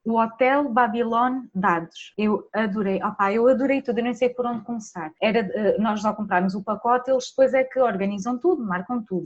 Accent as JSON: {"language": "Portuguese", "town": "Vila Real de Santo António", "region": "Algarve", "country": "Portugal", "said": "eu sou de Vila Real de Santo António"}